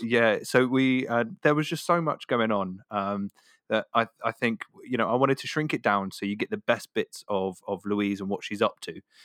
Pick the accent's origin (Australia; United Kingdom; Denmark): United Kingdom; Devon, South West England; accent: Devonshire; my Devonshire accent